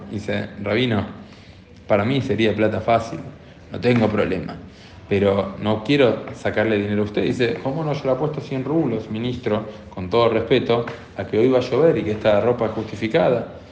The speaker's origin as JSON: {"language": "Spanish", "country": "Argentina", "said": "como argentinos, o como argentinos y argentinas, también como personas que vivimos acá en Argentina"}